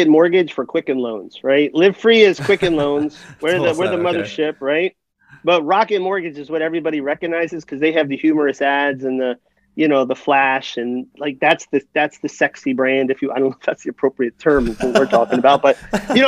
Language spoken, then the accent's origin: English; New Jersey, United States; I'm from New Jersey.